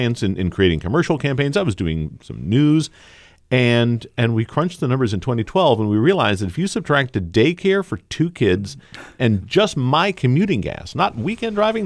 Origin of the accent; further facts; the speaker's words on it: Concord, New Hampshire, United States; also born or lived in Weare, New Hampshire / Burlington, Vermont; now in Warner, United States; I grew up here and in Ware, actually, and I would, Concord was my home away from home